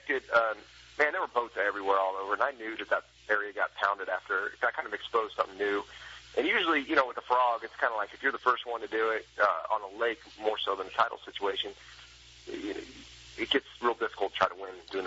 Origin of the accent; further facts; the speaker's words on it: Clear Lake, California, United States; I grew up fishing in Clear Lake